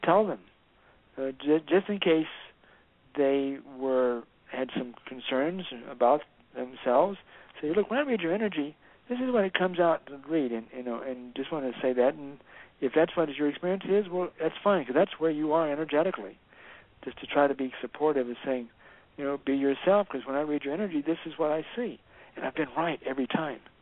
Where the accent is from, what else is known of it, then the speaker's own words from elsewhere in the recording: the South, United States; moved away; also born or lived in San Francisco; I grew up in the South where there were white folk and black folk